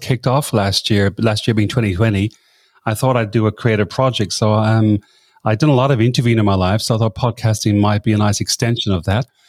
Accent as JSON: {"language": "English", "country": "Ireland", "moved": "as an adult", "lives_now": "Sydney, Australia", "said": "I'm from Ireland originally, but I came over to this part of the world that long ago, and I've been living in Sydney for twenty of that number of years."}